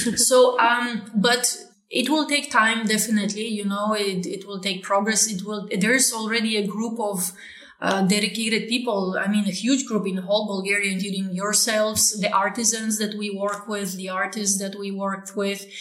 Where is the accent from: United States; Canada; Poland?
Poland; I was born in Poland, right, in the 80s.